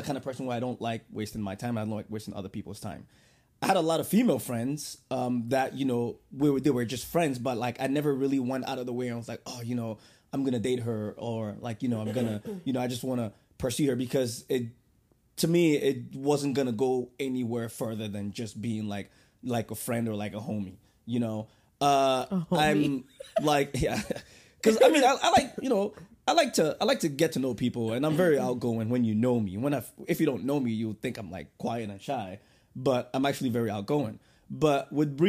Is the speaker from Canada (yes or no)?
no; Ghana; moved away; I told her I was from Ghana